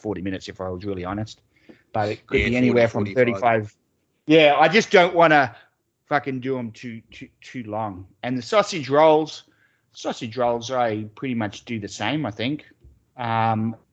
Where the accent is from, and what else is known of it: Australia; accent: Australian; moved away